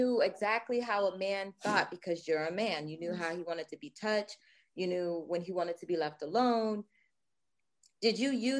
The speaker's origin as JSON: {"language": "English", "region": "Maryland", "country": "United States", "said": "I'm from Maryland."}